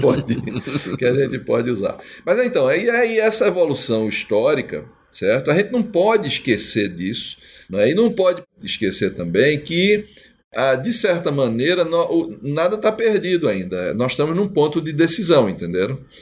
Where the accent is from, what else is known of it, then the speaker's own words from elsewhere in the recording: Northeast Region, Brazil; eu sou nordestino